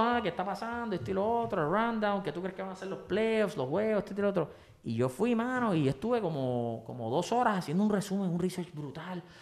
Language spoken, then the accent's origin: Spanish; Puerto Rico; como buen boricua